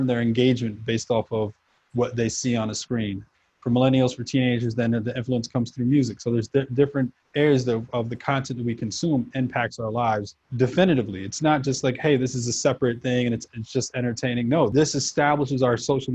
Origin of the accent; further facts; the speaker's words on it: New York, United States; also born or lived in Houston, Texas; For the most part, I grew up in New York. I traveled around a bit. I was back and forth to South America, having, you know, family down there